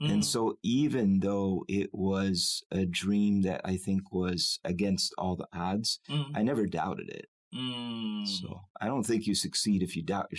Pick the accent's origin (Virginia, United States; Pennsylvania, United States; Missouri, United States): Pennsylvania, United States; Lancaster; born there; I was born in Lancaster, Pennsylvania. My parents were both Amish.